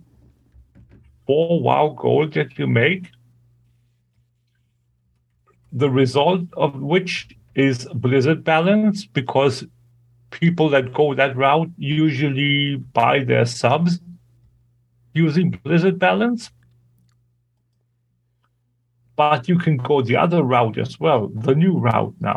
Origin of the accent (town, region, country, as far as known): Germany; English is a second language